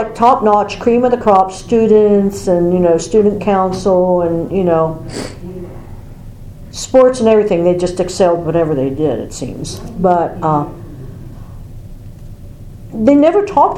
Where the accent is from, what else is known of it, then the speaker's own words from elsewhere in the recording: York, Pennsylvania, United States; I grew up in York Suburban School District, which was known as Snob Hill because it was the wealthy school district.